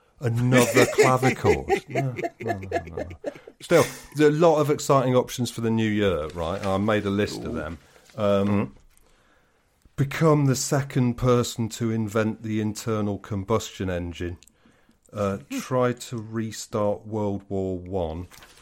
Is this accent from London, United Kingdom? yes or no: yes; London, United Kingdom; And as a Londoner, you have to, you know, as a responsible Londoner, you have to take the lead